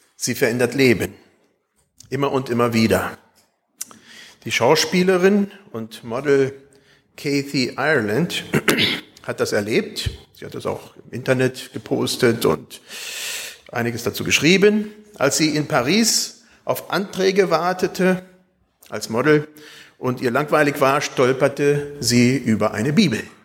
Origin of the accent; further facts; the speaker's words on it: Espelkamp, North Rhine-Westphalia, Germany; moved away; Als ich als Kind in Espelkamp wohnte